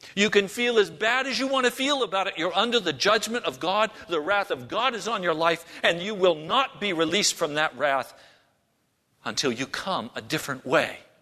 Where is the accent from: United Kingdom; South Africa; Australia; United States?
United States; as American Christians